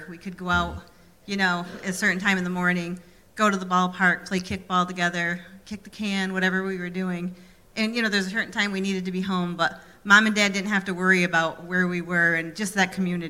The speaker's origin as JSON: {"language": "English", "town": "North Pownal", "region": "Vermont", "country": "United States", "tie": "born or raised there", "said": "as kids, we grew up right in North Pownell, and our community would always get together."}